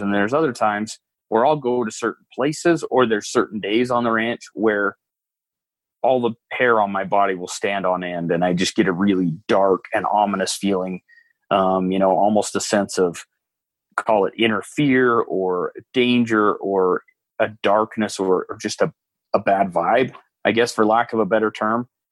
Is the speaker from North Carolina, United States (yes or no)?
no; Utah, United States; I grew up in Utah